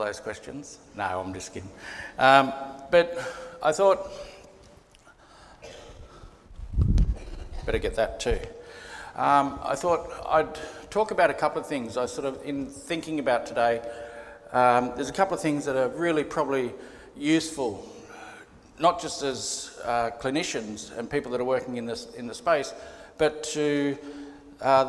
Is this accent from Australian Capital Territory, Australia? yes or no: yes; Canberra, Australian Capital Territory, Australia; moved away; also born or lived in Gunnedah, New South Wales; I'm a Kamilaroi man from Gunnedah. I was born in Gunnedah, grew up in Canberra mostly, and lived in a number of different places since then